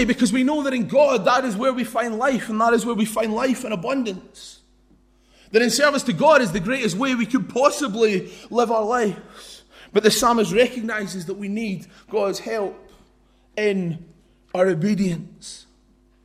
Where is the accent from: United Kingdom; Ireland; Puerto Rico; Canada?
United Kingdom; London; I was born in East London